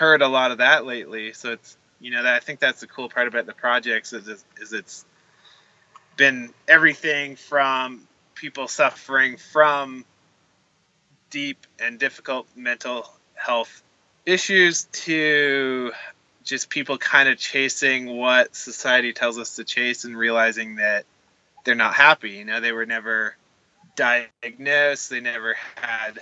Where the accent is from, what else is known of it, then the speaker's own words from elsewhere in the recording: Canada; being Canadian